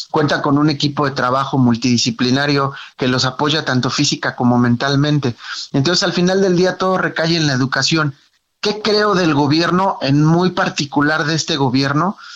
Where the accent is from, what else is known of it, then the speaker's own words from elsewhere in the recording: Mexico; un lastimoso 6-0 que como mexicano dices, wow, ¿no?